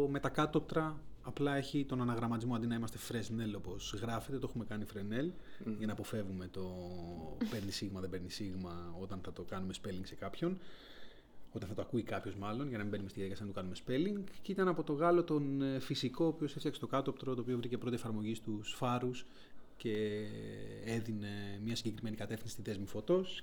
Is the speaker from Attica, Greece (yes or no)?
yes; Athens, Attica, Greece; Για μένα είναι ούτως ή άλλως το εξωτικό άλλο, γιατί είμαι από την Αθήνα, επομένω mm.